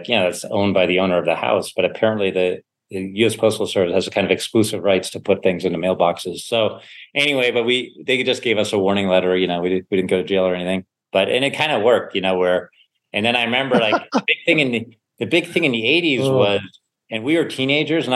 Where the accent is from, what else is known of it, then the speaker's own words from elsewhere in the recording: Sewickley, Pennsylvania, United States; also born or lived in Germany; I was growing up in Pittsburgh, or a suburb of Pittsburgh called Swickley.